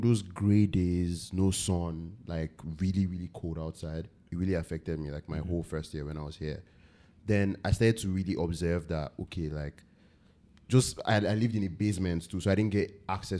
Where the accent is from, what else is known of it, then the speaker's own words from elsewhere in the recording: Nigeria; moved away as an adult; up until I moved away from Nigeria